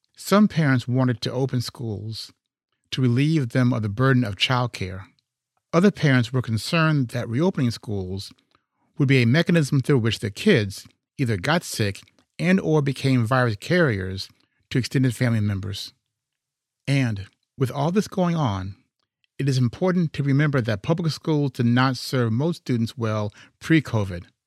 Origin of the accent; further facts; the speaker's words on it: Chicago, Illinois, United States; I'm from Chicago